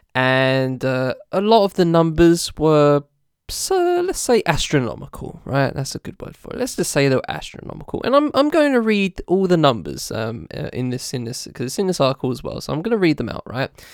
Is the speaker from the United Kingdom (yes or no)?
yes; United Kingdom